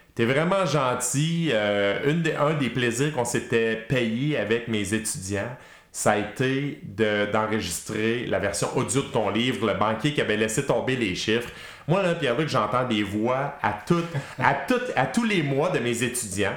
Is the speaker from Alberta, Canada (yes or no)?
no; Quebec, Canada; les vrais Québécois d'origine